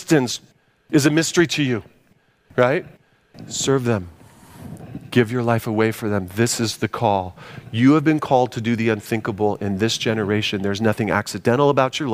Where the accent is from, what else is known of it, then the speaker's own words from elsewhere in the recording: United States; as American Christians